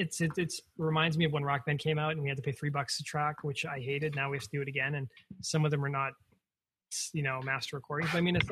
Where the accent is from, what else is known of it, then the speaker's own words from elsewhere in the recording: Canada; being Canadian